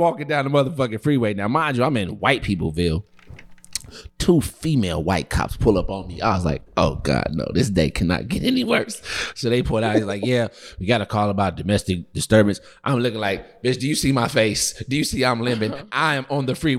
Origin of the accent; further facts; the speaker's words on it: Kansas City, United States; I'm from Kansas City.